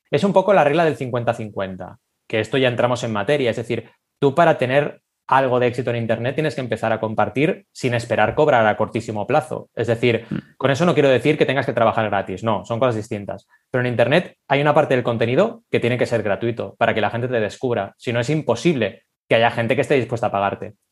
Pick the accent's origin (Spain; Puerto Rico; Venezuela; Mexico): Spain; Barcelona, Catalonia; also born or lived in Argentina; Yo nací en Argentina, ¿vale? y llegué a Barcelona a los ocho años